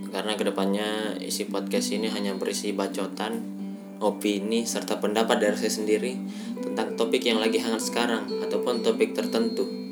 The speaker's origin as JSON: {"language": "Indonesian", "town": "Makassar", "region": "South Sulawesi", "country": "Indonesia", "moved": "yes", "lives_now": "Bandung, Indonesia", "said": "cara bicara saya agak aneh uh, itu karena saya orang Makassar uh, saya orang Makassar yang tinggal di Bandung"}